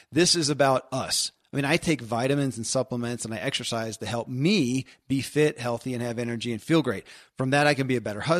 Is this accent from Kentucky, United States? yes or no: yes; Kentucky, United States; born or raised there